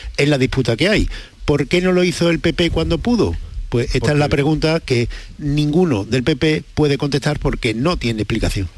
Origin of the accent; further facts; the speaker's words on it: Spain; los españoles estos somos muy peculiares